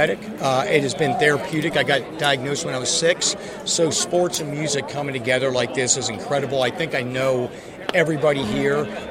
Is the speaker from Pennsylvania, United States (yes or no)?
yes; Pittsburgh, Pennsylvania, United States; moved away; I was born and raised in Pittsburgh.